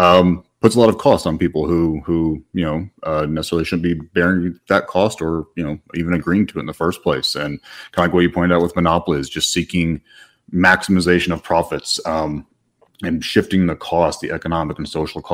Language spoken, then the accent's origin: English; Midwest, United States; moved away; Originally born and raised in the Midwest, and have had the privilege of living in four countries and three continents